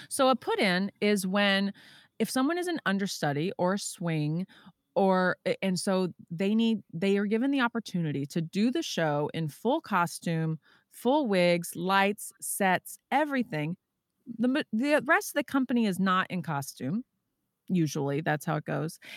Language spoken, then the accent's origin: English; Texas, United States; moved away; I'm from Texas originally.